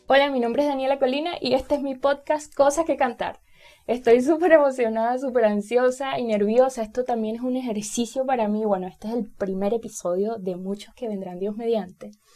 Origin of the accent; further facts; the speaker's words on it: Bejuma, Carabobo, Venezuela; nací en un pueblo eh, que se llama Bejuma, eh, pertenece al estado Carabobo, soy venezolana